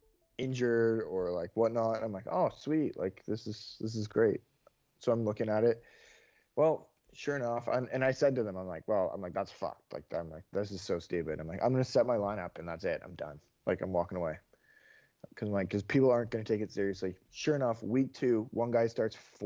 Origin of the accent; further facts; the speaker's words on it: just outside Toronto, Ontario, Canada; I grew up just outside Toronto